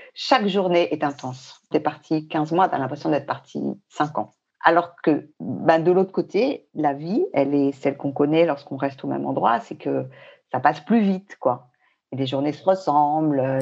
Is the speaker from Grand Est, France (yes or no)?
no; Paris, Île-de-France, France; moved away as an adult; also born or lived in Bangkok / Hong Kong; now in Fontainebleau, France; Pourtant, on est parisien. Moi, je suis née à Paris, j'ai vécu tout le temps à Paris